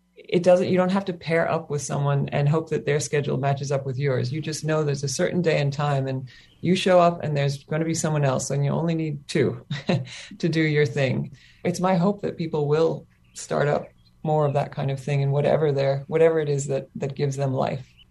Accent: Kentucky, United States; also born or lived in Australia; now in Hawaii, United States; I grew up in Kentucky on the mainland

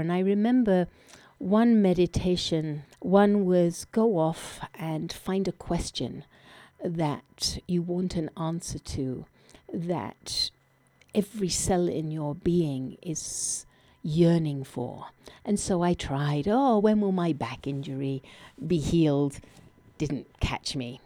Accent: England, United Kingdom; moved away; I was born in England

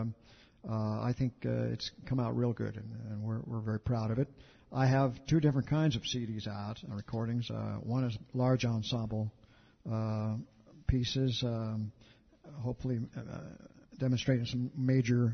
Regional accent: Champaign, Illinois, United States; We're from Champaign, Illinois, halfway down Illinois, the state there

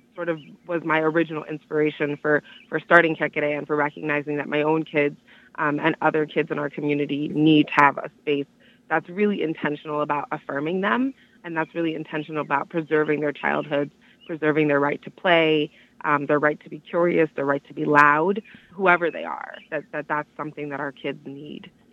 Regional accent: Miami, Florida, United States; moved away as an adult; now in Washtenaw County, Michigan, United States; the community that I grew up in in Miami

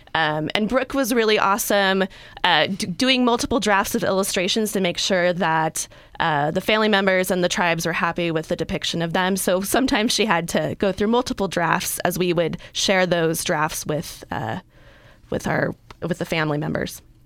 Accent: California, United States; I'm a native Californian

